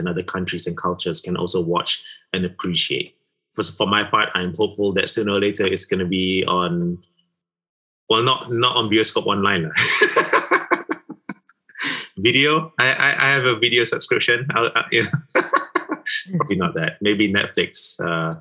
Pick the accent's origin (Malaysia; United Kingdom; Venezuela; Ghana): Malaysia; I am a Malaysian married to an Indonesian